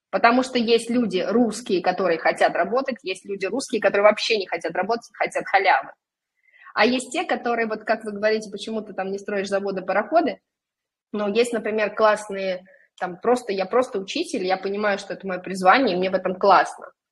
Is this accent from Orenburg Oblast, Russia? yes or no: yes; Orenburg, Orenburg Oblast, Russia; now in Saint Petersburg, Russia; я сама, допустим, приехала в Питер из {S0} небольшого {S1} города, {S0} да, я {S1} уроженка Оренбурга.